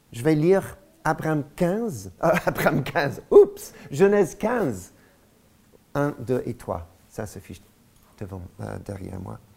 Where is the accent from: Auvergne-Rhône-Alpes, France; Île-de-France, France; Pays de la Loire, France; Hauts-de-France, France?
Auvergne-Rhône-Alpes, France; Lyon; Nous avons grandi à Lyon, vous aussi à Paris, Alléluia, Dieu est bon.